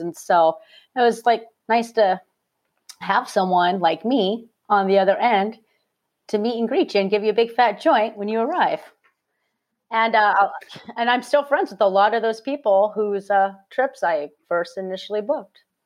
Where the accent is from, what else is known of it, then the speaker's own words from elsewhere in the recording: Phoenix, Arizona, United States; I'm from Phoenix, Arizona originally